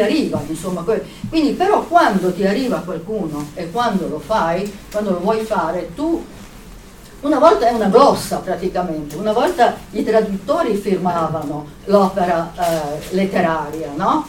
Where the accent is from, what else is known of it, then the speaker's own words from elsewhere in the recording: Italy; sono cresciuta anche in Italia